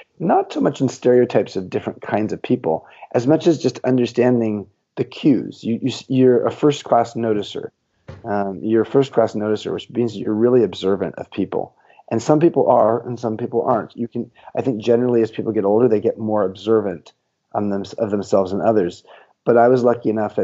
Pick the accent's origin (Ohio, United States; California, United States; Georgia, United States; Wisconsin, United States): California, United States; Southern; I grew up in Southern California